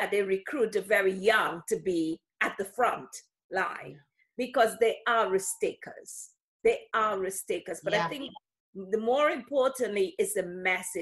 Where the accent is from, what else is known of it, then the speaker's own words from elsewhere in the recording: London, United Kingdom; I'm from London, UK.